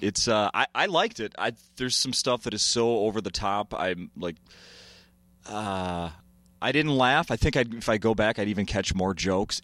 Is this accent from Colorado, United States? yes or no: no; Saint Paul, Minnesota, United States; I'm a Saint Paul guy, but I'm not Irish